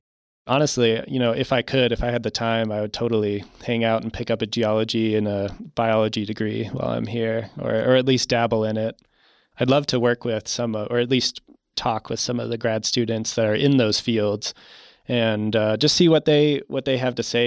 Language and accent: English; Virginia, United States; moved away; also born or lived in Utah; originally born in Utah, but I grew up in Virginia.